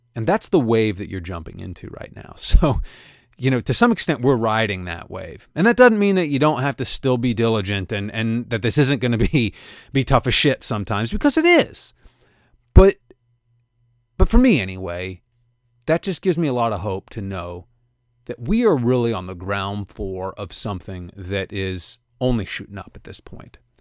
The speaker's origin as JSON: {"language": "English", "town": "Kansas City", "country": "United States", "tie": "born or raised there", "said": "my hometown of Kansas City"}